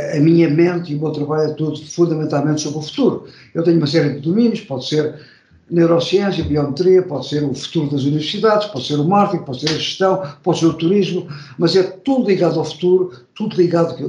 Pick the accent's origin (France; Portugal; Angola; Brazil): Portugal; moved away as an adult; also born or lived in Sheffield, England; nasci em Portugal, mas estive 42 anos fora, só agora que estou a regressar